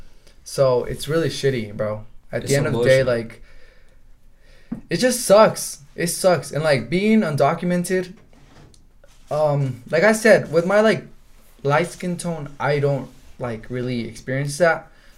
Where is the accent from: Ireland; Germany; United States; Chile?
United States; also born or lived in Guatemala; I was born in Guatemala, but... I was raised here.